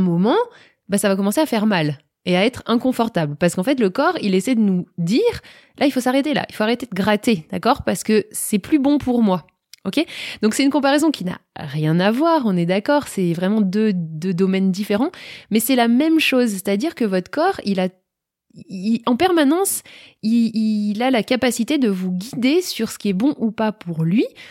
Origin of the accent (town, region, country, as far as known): France